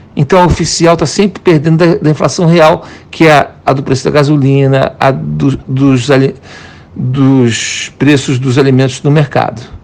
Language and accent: Portuguese; Brazil; moved away; como brasileiro, eu sou do país que tem a melhor bolsa de valores do planeta